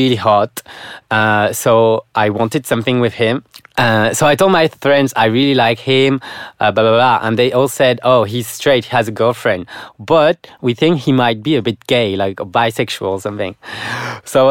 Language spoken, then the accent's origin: English; France; moved away as an adult; now in Malaysia; I'm from France. I'm 25 years old, still single. And I just came 4 months ago, to work here in Malaysia